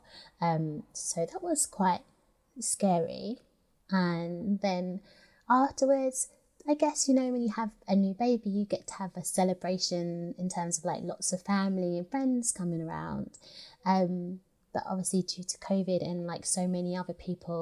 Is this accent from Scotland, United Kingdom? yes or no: no; London, United Kingdom; a British girl from South Woodford